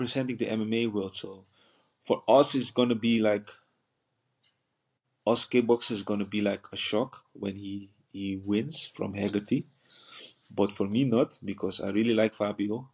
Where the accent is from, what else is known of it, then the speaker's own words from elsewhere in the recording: Paramaribo, Paramaribo District, Suriname; English is a second language; moved away; also born or lived in Netherlands; I was born in the capital, Paramaribo, and grew up also in the capital